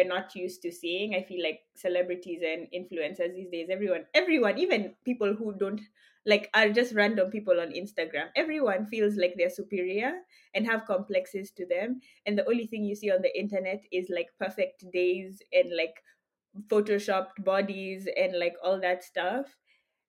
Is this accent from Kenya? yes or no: yes; Kenya; moved away; growing up in Kenya and you have all these tribes and everything